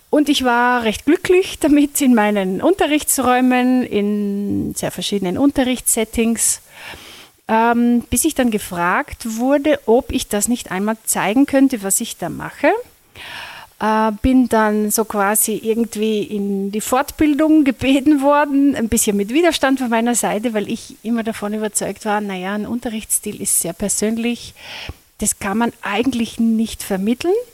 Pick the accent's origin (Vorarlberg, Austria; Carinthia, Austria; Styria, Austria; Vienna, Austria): Carinthia, Austria; Lesachtal; Ja, ich komme aus Kärnten. Ich bin gebürtig aus dem Lesachtal, wohne auch dort mit meinem Mann und unseren Kindern